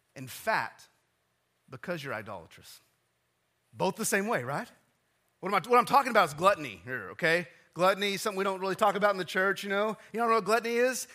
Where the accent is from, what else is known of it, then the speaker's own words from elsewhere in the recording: West Texas, United States; I'm from West Texas